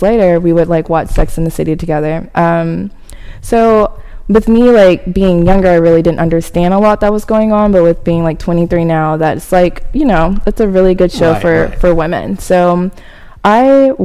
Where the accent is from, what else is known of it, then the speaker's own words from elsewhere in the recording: Arkansas, United States; moved away as an adult; now in Dallas, United States; I'm from Arkansas. I graduated from the University of Arkansas in Fayetteville